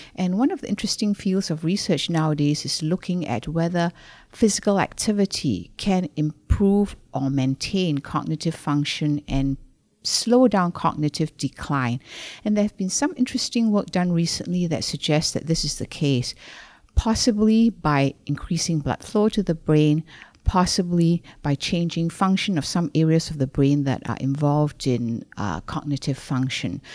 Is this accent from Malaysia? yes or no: yes; Malaysia; moved away as an adult; I was born in Malaysia. I came over here to do a master's in public health